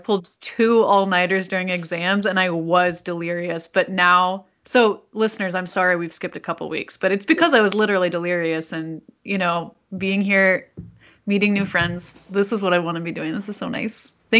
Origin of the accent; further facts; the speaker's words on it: North Carolina, United States; moved away as an adult; now in St. Louis, United States; I'm from North Carolina and I'm living far away